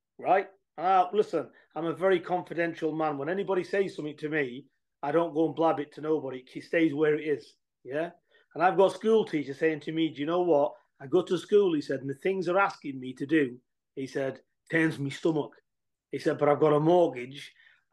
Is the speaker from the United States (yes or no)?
no; England, United Kingdom; We're from England